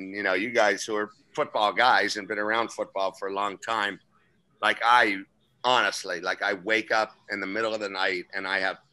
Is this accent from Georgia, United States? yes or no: no; Central Florida, United States; moved away as an adult; now in Toledo, United States; my areas are not only Central Florida and then up and into Jacksonville. So that's my area kind of back in my hometown and area